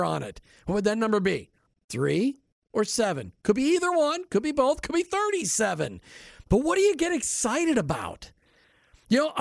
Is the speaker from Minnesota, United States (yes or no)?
yes; Minnesota, United States; I grew up in Minnesota